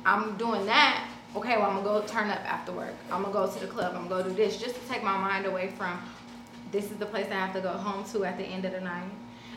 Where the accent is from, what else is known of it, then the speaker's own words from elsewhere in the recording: Los Angeles, California, United States; also born or lived in Compton; South Central LA, my grandmother, I grew up over there on 43rd and Avalon, and then I grew up on the other side on 43rd and Hoover.